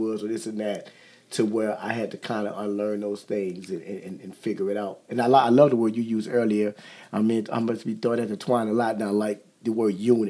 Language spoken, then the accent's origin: English; Kenner, Louisiana, United States; I'm from Kenner